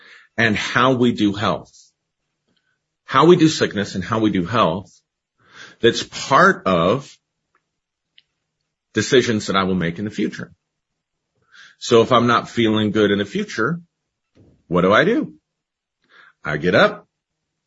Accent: United States; growing up in the United States

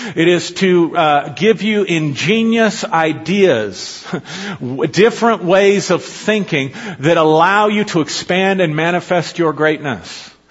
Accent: United States; I'm an American. It's all I've ever been

